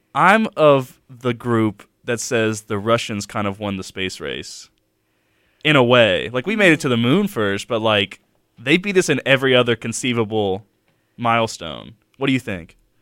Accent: Mobile, Alabama, United States; I'm from Mobile.

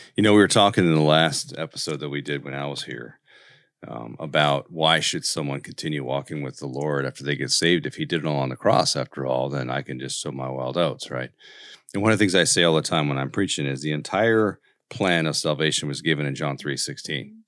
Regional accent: Colorado, United States; I'm from Colorado

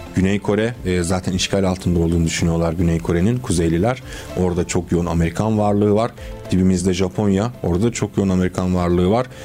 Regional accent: Constanța, Constanța County, Romania; moved away; Köstence benim de memleketimdir

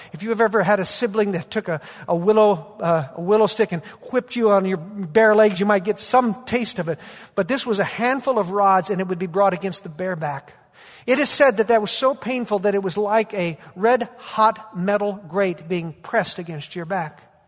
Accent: Bakersfield, California, United States; moved away; Bakersfield, my hometown, my, my roots

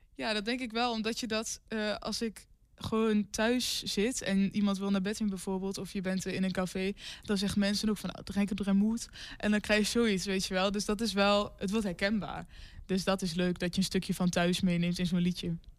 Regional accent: Denekamp, Overijssel, Netherlands; accent: Twents; ik kom uit Denenkamp, dus ik eh, kan zeker wel Twents praten

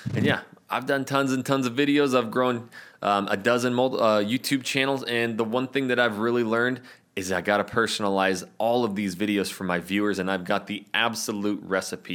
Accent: Coeur d'Alene, Idaho, United States; moved away as an adult; now in Portland, United States; I'm from North Idaho, the Coeur d'Alene area.

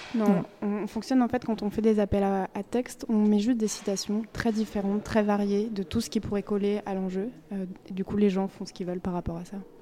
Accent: western France, France; now in Brussels, Belgium; j'ai grandi dans l'ouest de la France

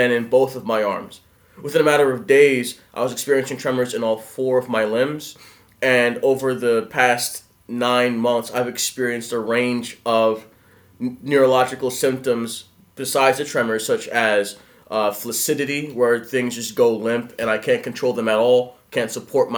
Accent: Philadelphia, Pennsylvania, United States; I'm from Philadelphia, Pennsylvania.

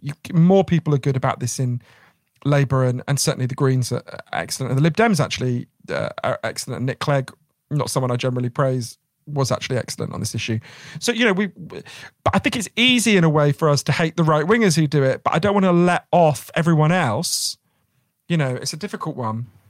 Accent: United Kingdom; us as British people

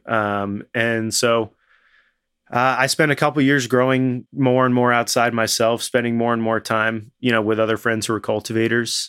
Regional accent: Winooski, Vermont, United States; I grew up in Winooski, you know, which is the most urban area of Vermont

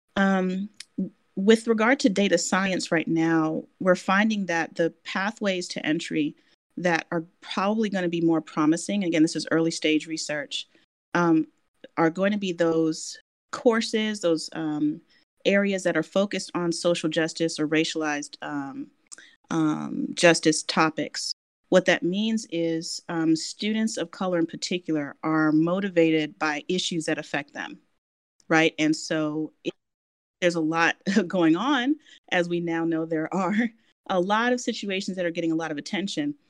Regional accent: Washington, District of Columbia, United States; moved away as an adult; I, am born and raised in Washington D.C.

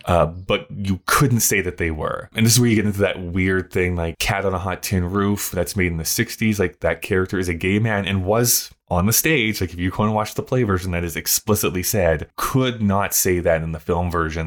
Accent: Canada

